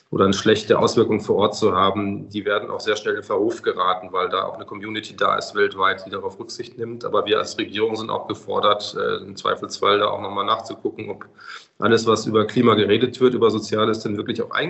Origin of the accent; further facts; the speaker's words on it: Bavaria, Germany; Also ich komme ja aus Bayern, wir haben ja das Thema Wintertourismus